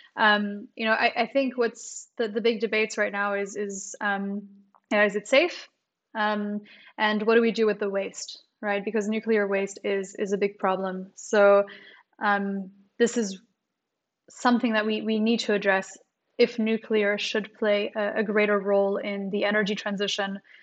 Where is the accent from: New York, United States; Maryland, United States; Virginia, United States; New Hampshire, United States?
Maryland, United States; also born or lived in New Caledonia / Canada; I was born in New Caledonia, then I, I grew up in, uh, the United States, in Maryland, and then I, I studied in Canada